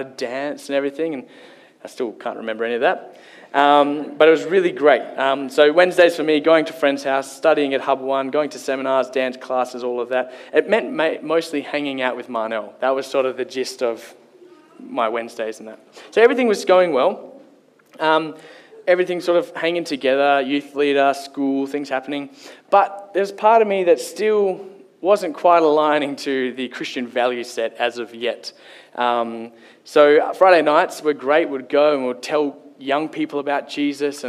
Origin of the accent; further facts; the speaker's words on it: Kalgoorlie, Western Australia, Australia; moved away; Growing up, I grew up in Kalgoorlie